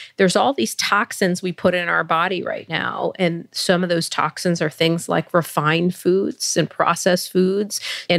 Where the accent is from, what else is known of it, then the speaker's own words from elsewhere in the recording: India; born there; You know, I am Indian by birth